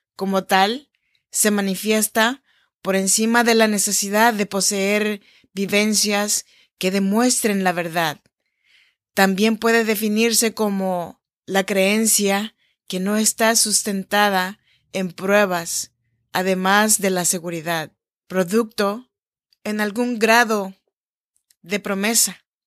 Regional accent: Chinantla region, Oaxaca, Mexico; moved away as an adult; now in Sacramento, United States; soy nacida en Oaxaca, México en la región chinanteca. Y estoy grabando este podcast desde Sacramento, California, en donde vivo desde hace ya 14 años.

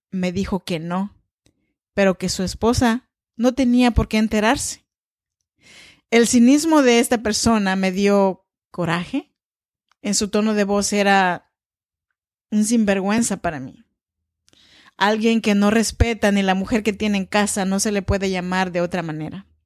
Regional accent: Oaxaca, Mexico; now in Sacramento, United States; Yo soy mexicana, oaxaqueña, soñadora, ama de casa, mujer inmigrante también.

